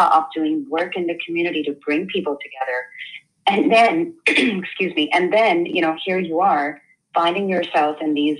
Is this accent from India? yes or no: yes; India; now in United States; I grew up in India primarily